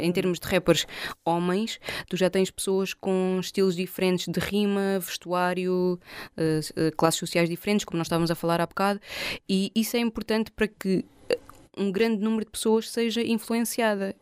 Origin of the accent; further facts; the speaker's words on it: Portugal; sou portuguesa